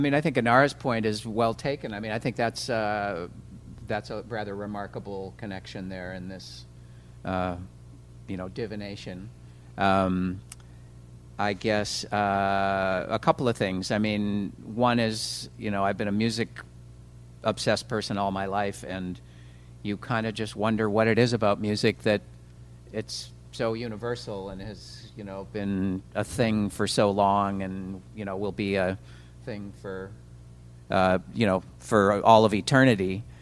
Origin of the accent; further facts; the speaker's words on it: Minneapolis, Minnesota, United States; moved away as an adult; now in Los Angeles, United States; I come from Minneapolis and, and um, just always was kind of part of the music community there